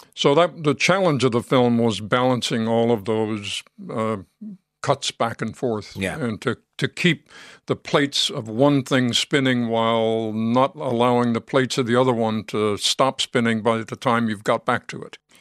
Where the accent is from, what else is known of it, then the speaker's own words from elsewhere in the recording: New York, United States; I grew up in New York, not very far from that location